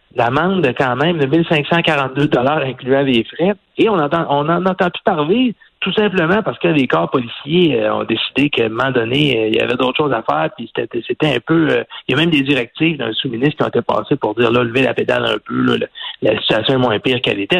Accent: Quebec, Canada; chez nous au Québec

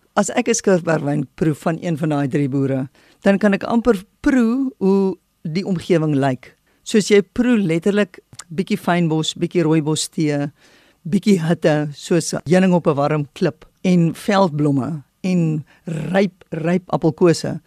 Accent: South Africa; as 'n Suid-Afrikaner en as 'n wingerdboukundige

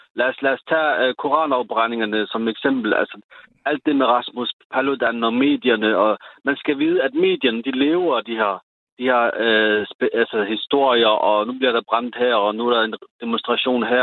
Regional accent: Sønderborg, Southern Denmark, Denmark; born or raised there

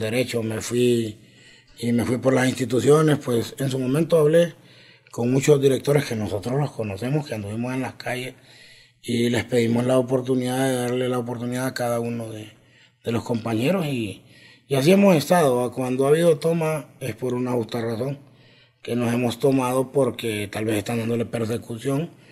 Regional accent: Mangulile, Olancho, Honduras; now in Francisco Morazán, Honduras; vengo de Mangulillo Lancho, me vine joven de allá

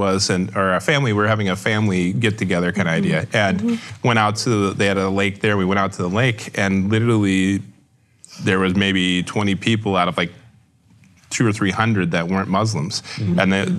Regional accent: Houston, Texas, United States; Growing up in Houston, we had a woman and her husband and family move out from California to Houston

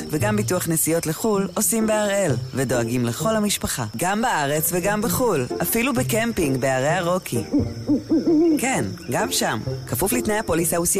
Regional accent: Iran; moved away as an adult; now in Israel; אני בגיל 21 עליתי לישראל. אני חי ונושם איראן מאז שאני פה, אז אה, איראן זה חלק ממני, חלק ממשפחתי וחלק מהחיים היומיומיים שלי בישראל.

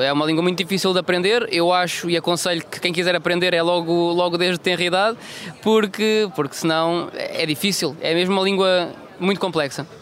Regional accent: Funchal, Madeira, Portugal; sou natural do Funchal, eh, filho de imigrantes

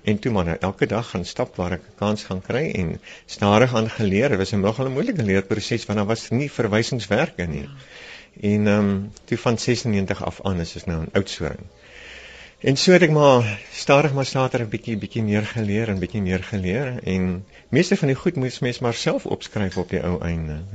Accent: Calvinia, Northern Cape, South Africa; born there; Ja, ja, ek is gebore in Kalvinia.

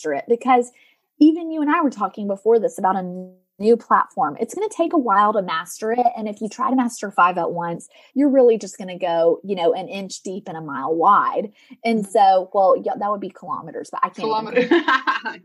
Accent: Tennessee, United States; moved away; also born or lived in Colorado; I'm from the South, like Tennessee, southeastern part of the United States

